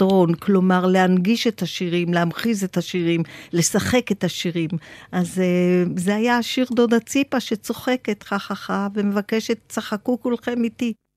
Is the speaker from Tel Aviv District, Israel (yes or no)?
yes; Tel Aviv, Tel Aviv District, Israel; גדלתי בתל אביב, פלורנטין